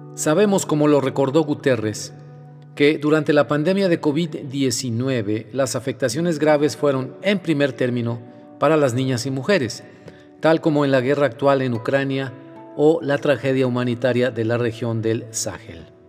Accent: Mexico; en mi país, en México

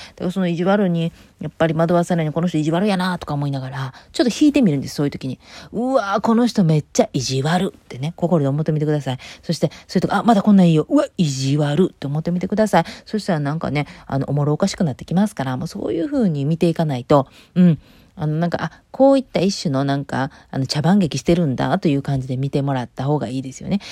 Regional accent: Takasago, Hyogo, Japan; moved away as an adult; also born or lived in Kobe; now in United States; 神戸で生まれたけど、兵庫県高砂市っていうね、あの、播州で育ってね

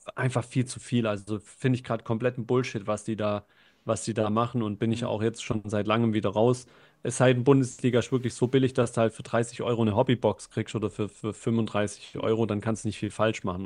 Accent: Germany; bei uns in Deutschland

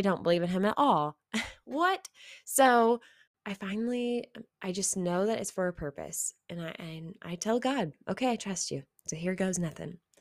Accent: Missouri, United States; there was no one else that I had met that was from Missouri also

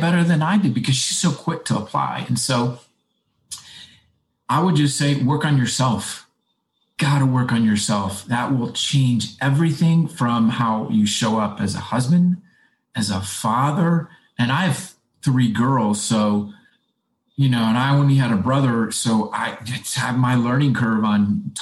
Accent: Midwest, United States; moved away; I came from the Midwest where thrift was everything

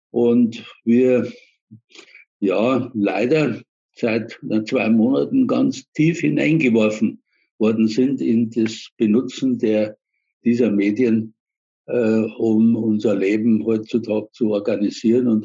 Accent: Munich, Bavaria, Germany; now in Ingolstadt, Germany; ich komme nicht aus Ingolstadt sondern ich bin Münchner, lebe allerdings schon seit ja, 1969 kam ich nach Ingolstadt.

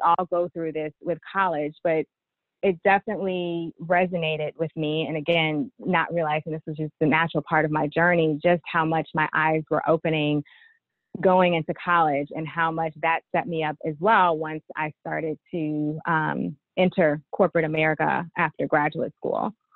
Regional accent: East St. Louis, Illinois, United States; my education started in East St. Louis

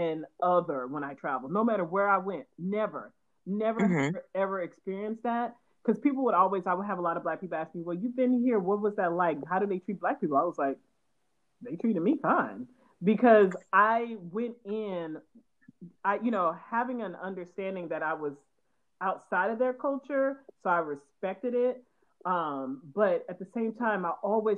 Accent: the South, United States; I'm from the South

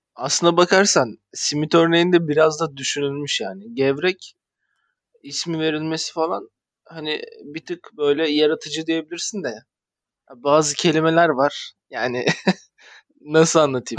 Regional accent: Tekirdağ, Turkey

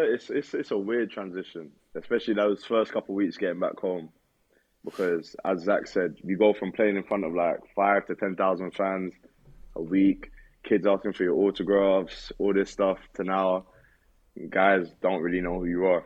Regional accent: United Kingdom; moved away; I'm a European. Uh, I'm, I'm from the UK.

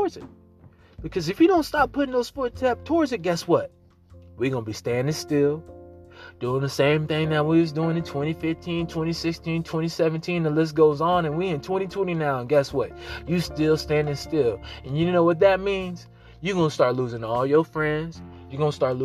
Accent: Missouri, United States; I'm from the Missouri. I'm from the Show Me State

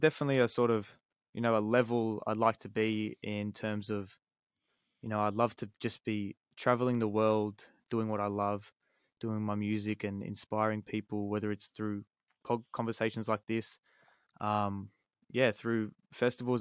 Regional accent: Sydney, New South Wales, Australia; I'm from Sydney

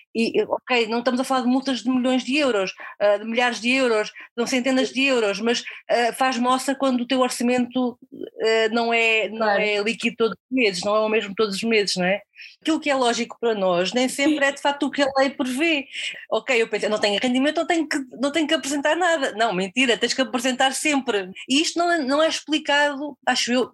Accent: near Coimbra, Centro, Portugal; moved away as an adult; also born or lived in Guarda; Eu não sou de Lisboa, eu sou de, de, de perto de Coimbra

